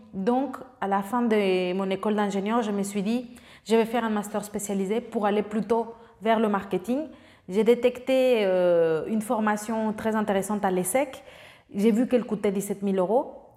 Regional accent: Mexico; French is a second language; moved away as an adult; also born or lived in France; j'avais aucun lien avec la France, j'ai fait pas toutes mes études là-bas, donc jusqu'au collège et après j'ai eu la chance d'avoir euh, une bourse pour aller au lycée français de Mexico parce que j'avais des bonnes notes au collège et au lieu de faire trois ans de lycée, j'en ai fait quatre parce que je ne parlais pas le français

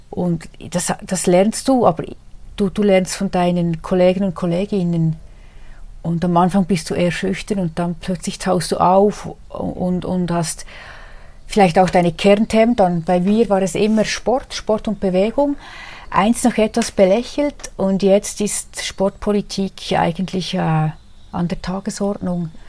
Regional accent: Adelboden, Bern, Switzerland; born there; Damals war ich für das Oberland Großrätin. Ich bin gebürtige Adelbottnerin

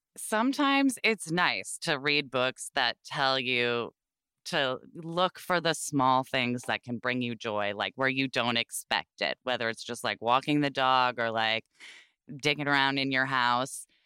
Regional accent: Portland, Oregon, United States; I grew up in Portland, Oregon

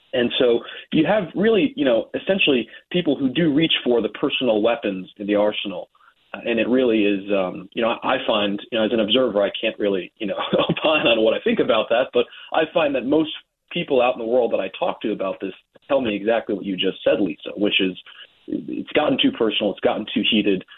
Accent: Trumbull, Connecticut, United States; I grew up in Trumbull

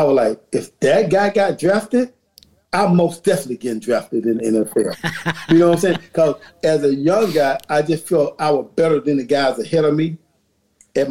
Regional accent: Georgia, United States; moved away as an adult; also born or lived in Minnesota; now in Frisco, United States; I was born and raised in Georgia.

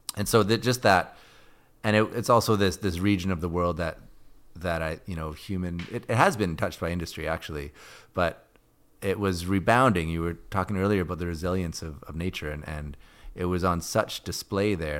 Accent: Edmonton, Alberta, Canada; moved away; I grew up in Edmonton

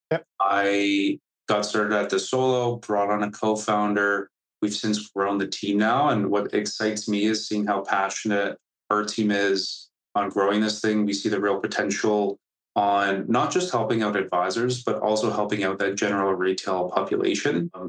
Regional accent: Canada; I am Canadian

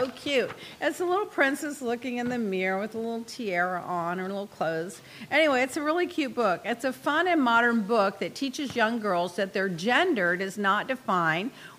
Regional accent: Texas, United States; also born or lived in Dallas / Puerto Rico / Miami; I'm from Texas. I live in Dallas

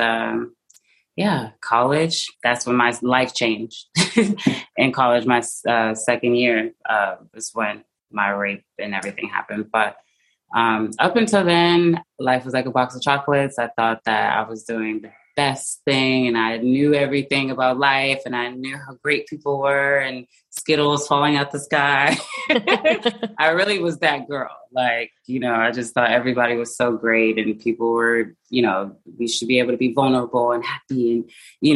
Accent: Seattle, Washington, United States; moved away as an adult; also born or lived in Atlanta, Georgia; Born and raised in Seattle, Washington, to a single mother

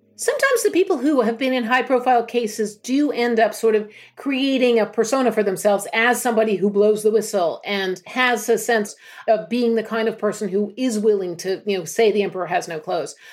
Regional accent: United States; moved away as an adult; now in United Kingdom; being American

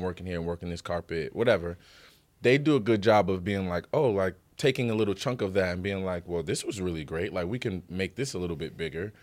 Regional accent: Paterson, New Jersey, United States; I'm from Paterson, New Jersey

